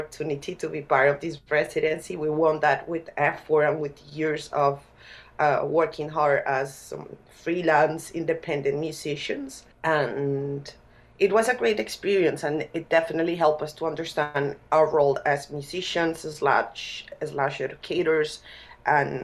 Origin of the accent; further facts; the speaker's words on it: Bogotá, Colombia; as a person from Bogota, I was born in Bogota, I didn't grow up in that culture